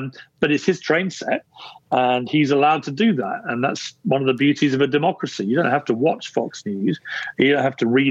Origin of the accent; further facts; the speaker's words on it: Guildford, South East England, United Kingdom; I was born in Guildford in Surrey, about an hour south of London.